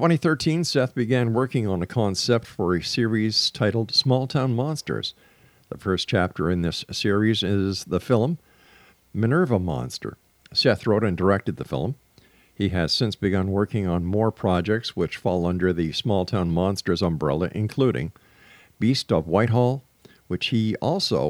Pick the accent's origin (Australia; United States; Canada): Canada; South Shore of Montreal, Quebec; I grew up on the South Shore of Montreal